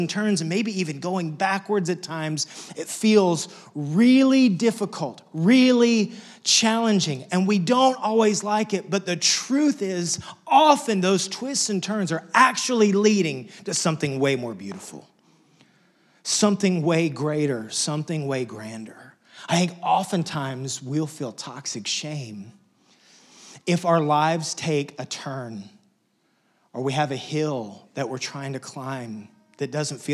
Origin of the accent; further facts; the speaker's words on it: Lubbock, Texas, United States; moved away; I grew up in Wessex. In fact, just a few weeks ago, got a chance to go back to my hometown, Lubbock, Texas